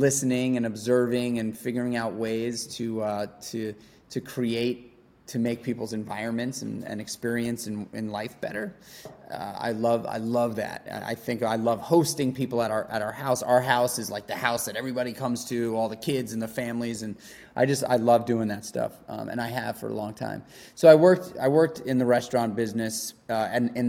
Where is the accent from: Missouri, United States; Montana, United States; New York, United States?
New York, United States; New York City; also born or lived in Brooklyn; I grew up in New York City in Manhattan